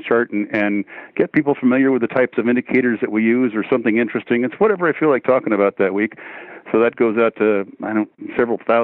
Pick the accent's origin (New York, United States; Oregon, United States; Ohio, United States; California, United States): California, United States; Los Angeles; now in Pacific Northwest, United States; I grew up in Los Angeles. I don't like to live there now. I live up here in the Pacific Northwest